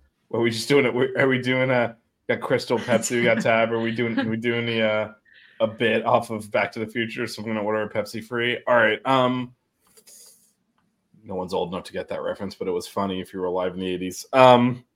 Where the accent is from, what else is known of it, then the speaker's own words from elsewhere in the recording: United States; I'm American